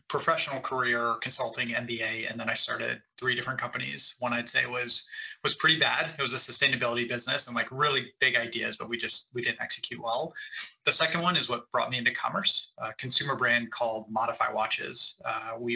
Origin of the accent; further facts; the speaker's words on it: Cleveland, Ohio, United States; I am from Cleveland, Ohio